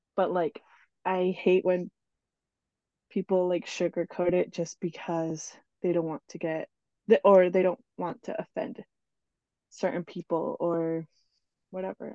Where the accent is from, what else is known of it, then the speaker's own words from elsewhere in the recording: New Jersey, United States; also born or lived in Ecuador; now in Oklahoma, United States; I was born in Ecuador, and I grew up in New Jersey with my family.